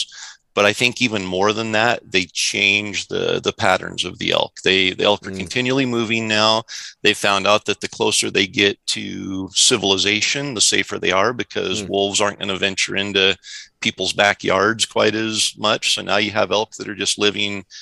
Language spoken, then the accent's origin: English; Central Idaho, United States; I grew up in Idaho. Central Idaho during the absolute heyday of elk populations in Idaho